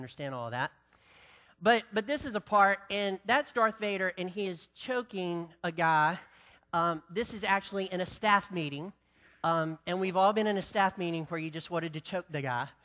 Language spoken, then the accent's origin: English; the South, North Carolina, United States; I'm from the South